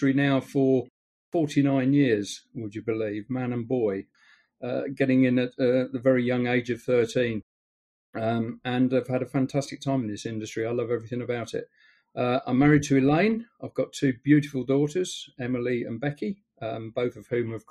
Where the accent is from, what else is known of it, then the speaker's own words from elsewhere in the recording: Stamford, East Midlands, United Kingdom; we're from Stamford in Lincolnshire